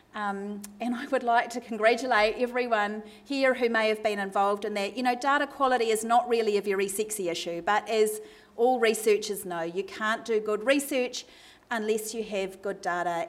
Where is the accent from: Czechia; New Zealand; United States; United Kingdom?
New Zealand; now in Melbourne, Australia; I am a Kiwi, and I apologise if my accent causes anyone any difficulty tonight